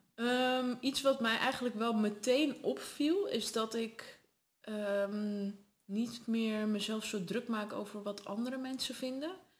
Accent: Netherlands; also born or lived in Sardinia, Italy; daarna verhuisd naar Nederland

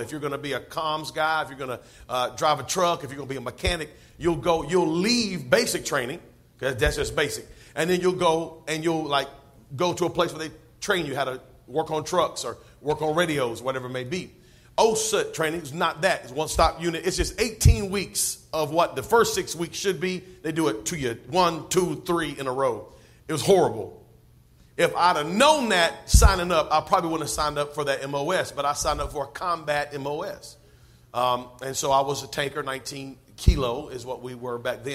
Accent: North Carolina, United States; now in Georgia, United States; I'm from North Carolina

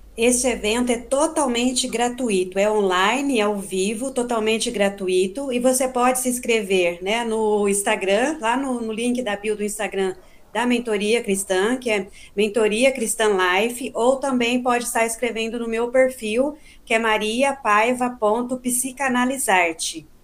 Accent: Boa Esperança, Minas Gerais, Brazil; now in Campinas, Brazil; eu nasci e cresci em Minas, em Boa Esperança, né? No sul de Minas.

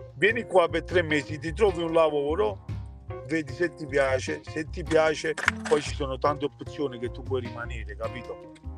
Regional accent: Naples, Campania, Italy; moved away as an adult; now in New Jersey, United States; mi sto qui in America non torno più a Napoli

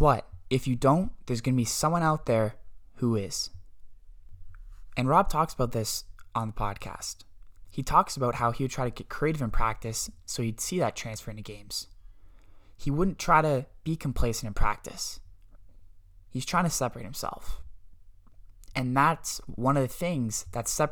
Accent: Bolton, Ontario, Canada; I'm from Bolton, Ontario, Canada

